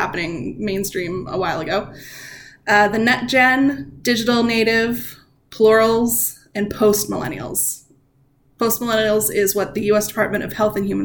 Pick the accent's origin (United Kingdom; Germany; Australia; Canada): Canada; I'm Canadian